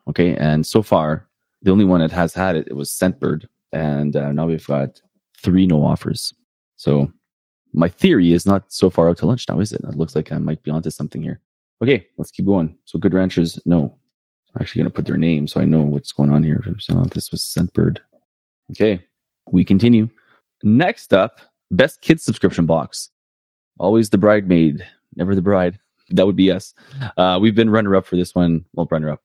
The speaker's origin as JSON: {"language": "English", "town": "Winnipeg", "region": "Manitoba", "country": "Canada", "tie": "born or raised there", "lives_now": "St. Pierre, Canada", "said": "right here in my hometown of Winnipeg"}